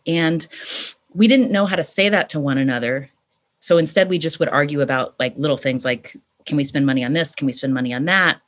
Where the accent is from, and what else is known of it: West Virginia, United States; born or raised there; moved away as an adult; also born or lived in California